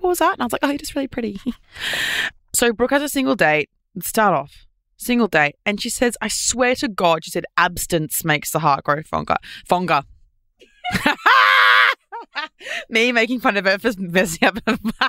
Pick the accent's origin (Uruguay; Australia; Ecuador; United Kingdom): Australia